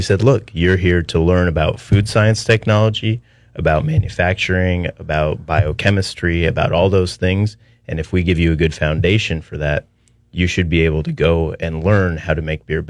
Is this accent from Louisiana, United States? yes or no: no; San Diego, California, United States; also born or lived in Delaware; I grew up in San Diego.